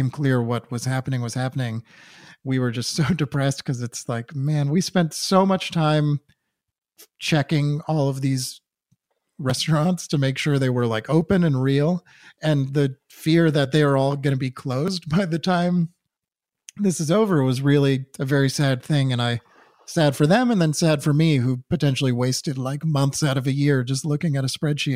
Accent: Newton, Massachusetts, United States; Luke and I grew up in Newton, Massachusetts together

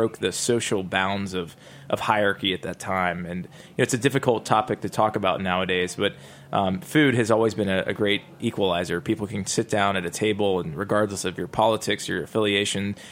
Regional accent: Georgia, United States; now in Nashville, United States; growing up in Georgia

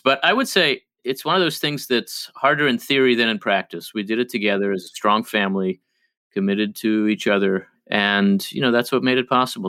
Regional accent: New Jersey, United States; first language Hebrew; English is a second language; also born or lived in Israel / Philadelphia, Pennsylvania; I really grew up in New Jersey

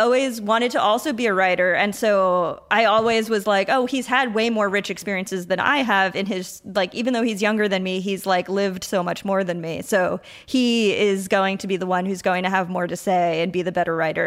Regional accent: Patchogue, New York, United States; moved away as an adult; also born or lived in Huntington, New York / Brooklyn, New York; now in San Juan, Puerto Rico; I grew up on Long Island

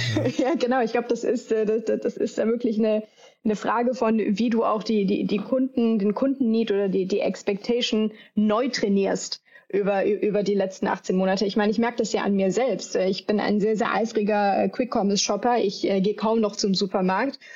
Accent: Düsseldorf, North Rhine-Westphalia, Germany; ich komme hier ursprünglich aus Düsseldorf im Rheinland

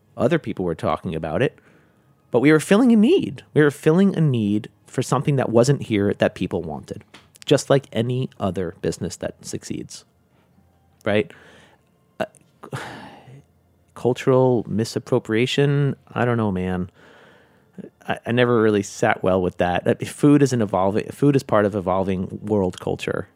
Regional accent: New York, United States; moved away as an adult; also born or lived in Hong Kong / China; even though I'm from New York, I was new to New York

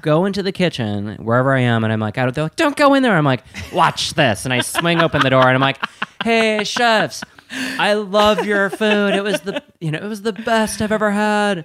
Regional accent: Wisconsin, United States; moved away as an adult; also born or lived in East Coast; I'm from Wisconsin

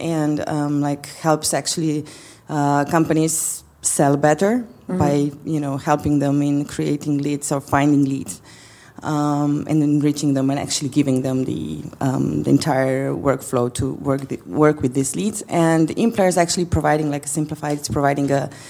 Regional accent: Slovenia; moved away as an adult; now in Skopje, North Macedonia; I was born still in Yugoslavia

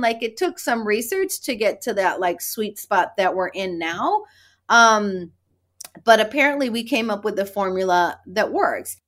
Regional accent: Tijuana, Baja California, Mexico; I'm the kid from Tijuana. I would cross the border every day.

